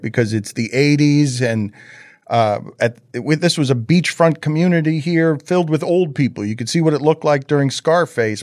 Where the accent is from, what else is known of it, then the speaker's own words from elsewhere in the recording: Miami, Florida, United States; make Miami proud as a Cuban kid